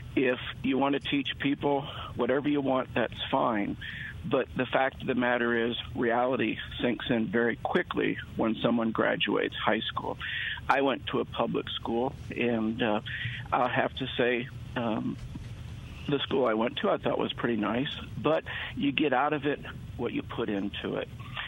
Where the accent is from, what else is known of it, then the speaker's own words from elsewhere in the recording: Mississippi, United States; I'm from Mississippi.